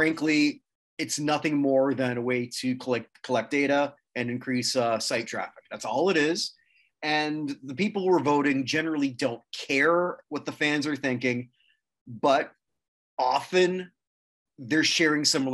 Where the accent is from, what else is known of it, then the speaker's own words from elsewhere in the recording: Canada; I'm a Canadian. French is in my blood.